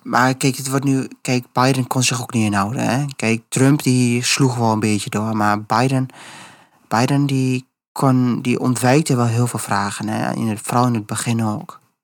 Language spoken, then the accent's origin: Dutch; Netherlands; wij zijn als Nederlanders